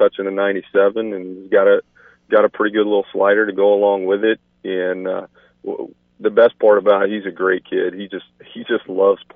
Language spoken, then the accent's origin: English; near Chickasha, Oklahoma, United States; I'm from Oklahoma, grew up not too far from Chickasha